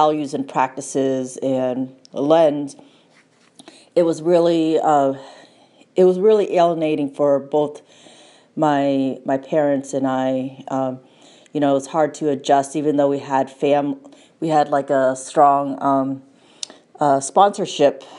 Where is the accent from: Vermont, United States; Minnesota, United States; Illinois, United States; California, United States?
Vermont, United States; St. Johnsbury; also born or lived in Thailand; in St. Johnsbury, where I grew up in Vermont and lived here through my youth.